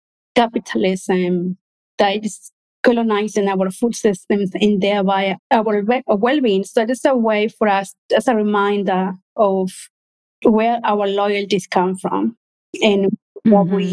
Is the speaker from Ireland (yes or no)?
no; Peru; moved away; We're from Peru.